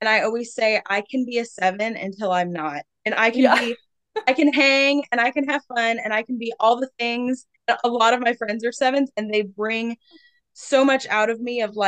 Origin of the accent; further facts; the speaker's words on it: Richmond, Virginia, United States; moved away as an adult; Moved back to Richmond. That's my hometown 2 years ago